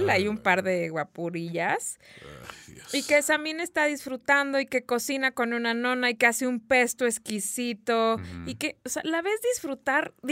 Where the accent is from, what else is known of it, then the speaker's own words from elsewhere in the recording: Mexico; Nosotros que somos mexicanos y que realmente no cocinamos con mucho aceite